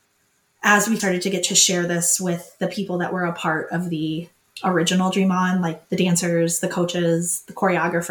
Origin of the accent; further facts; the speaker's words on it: Minnesota, United States; I'm not staying in Minnesota. I was from Minnesota